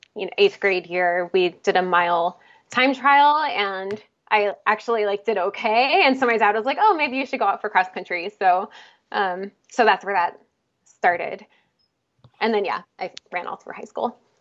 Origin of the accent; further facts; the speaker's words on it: outside Philadelphia, Pennsylvania, United States; moved away as an adult; also born or lived in Salem, Oregon / Illinois; now in Portland, United States; I was actually born in Salem, Oregon, but I grew up in Pennsylvania, a little bit outside of Philadelphia